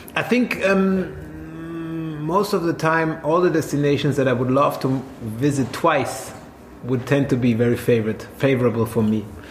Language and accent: English; Swabia, Germany; now in Berlin, Germany; I'm I'm from a land down under as well, but it's only down under in Germany. It's uh, Swabia